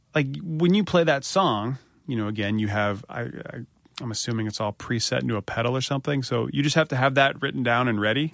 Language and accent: English; United States; I'm an American